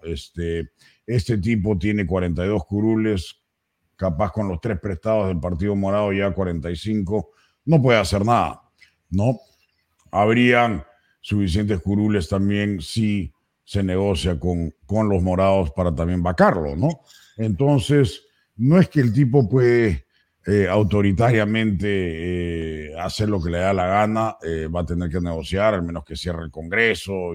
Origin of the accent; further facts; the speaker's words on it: Peru; now in United States; Yo sí fui al Marca, uno de los mejores colegios del Perú